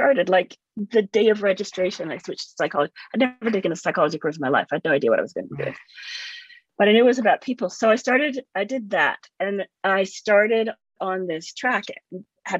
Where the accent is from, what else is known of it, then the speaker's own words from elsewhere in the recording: Canada; also born or lived in England; I grew up in Canada